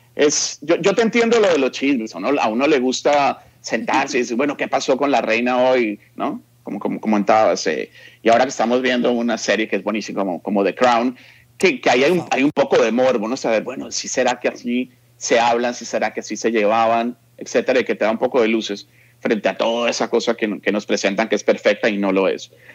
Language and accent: Spanish; Bogotá, Colombia; moved away as an adult; now in Los Angeles, United States; yo nací en, Bogotá, en la clínica Palermo, allá estudié en el colegio, la universidad, etc.